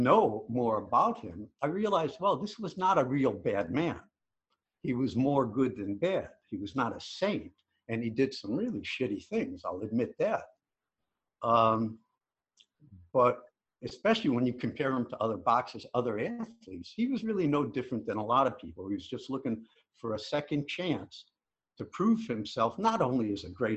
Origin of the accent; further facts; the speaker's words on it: Chicago, Illinois, United States; I grew up in Chicago